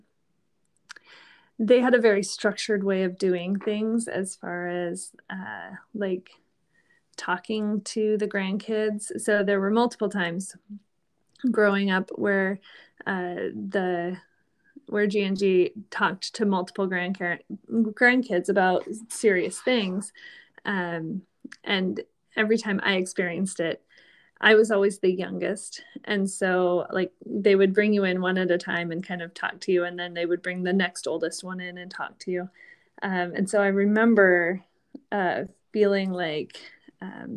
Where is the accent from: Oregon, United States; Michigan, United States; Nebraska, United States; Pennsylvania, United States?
Oregon, United States; moved away as an adult; also born or lived in Portland, Oregon / Hermiston, Oregon / Chicago, Illinois / Columbus, Ohio; now in Maryland, United States; I was born and raised in Oregon.